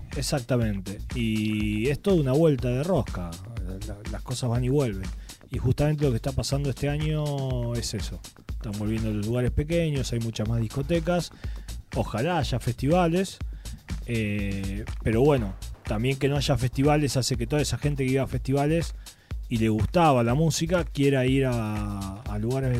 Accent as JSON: {"language": "Spanish", "country": "Argentina", "also_born_or_lived": "Spain", "moved": "as an adult", "said": "siendo argentino sobre todo en España"}